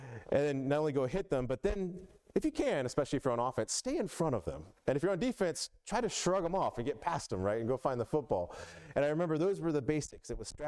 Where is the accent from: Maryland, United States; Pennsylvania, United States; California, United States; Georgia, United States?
Georgia, United States; Atlanta; But I was all about football growing up in the South. As many of you know, I grew up, moved around a lot, but I lived a lot of time, most of my life in Atlanta one way or another.